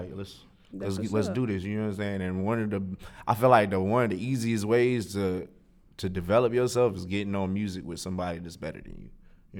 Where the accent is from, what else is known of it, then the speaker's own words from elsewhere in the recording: Raleigh, North Carolina, United States; also born or lived in Greenville; Born and raised. I was born in Greenville and raised in Raleigh.